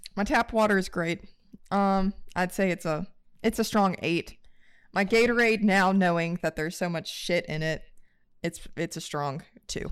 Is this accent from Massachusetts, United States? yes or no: no; West Virginia, United States; now in Canada; I'm actually from West Virginia, but I just came from Virginia, like, we've been living in Virginia